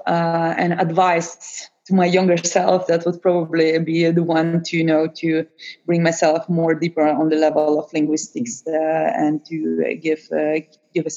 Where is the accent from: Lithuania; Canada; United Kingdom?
Lithuania; now in Netherlands; I'm myself from Eastern Europe, I think this was a kind of very shocking for me, you know, because in country where I'm coming from Lithuania